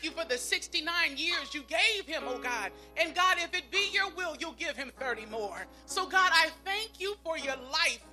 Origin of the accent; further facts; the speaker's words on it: Pomona, California, United States; When we lived in Pomona